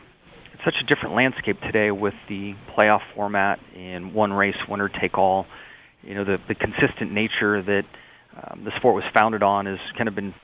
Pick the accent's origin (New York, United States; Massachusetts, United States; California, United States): California, United States; San Diego; I had very humble beginnings growing up in the San Diego area, with my mom as a school bus driver and my dad as a heavy equipment operator.